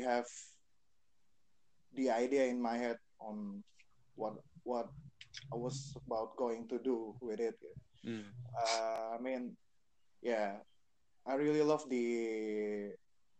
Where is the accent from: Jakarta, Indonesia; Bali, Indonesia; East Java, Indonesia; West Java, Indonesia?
Jakarta, Indonesia; I was born in Jakarta back in 1989.